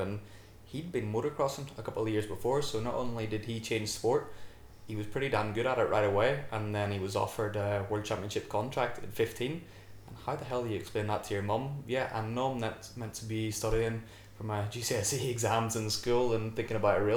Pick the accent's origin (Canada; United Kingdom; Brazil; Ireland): Ireland; I'm Irish